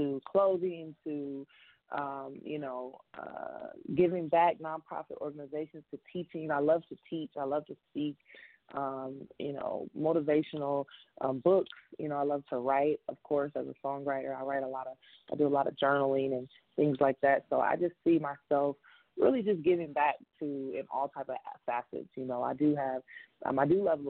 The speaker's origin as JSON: {"language": "English", "town": "Compton", "region": "California", "country": "United States", "tie": "born or raised there", "said": "I'm from Compton"}